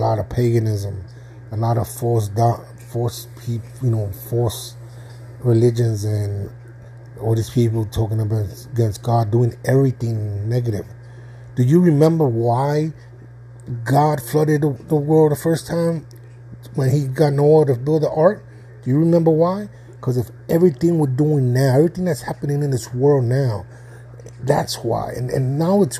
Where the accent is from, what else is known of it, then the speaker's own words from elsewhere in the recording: Northeast, United States; I was born in the Northeast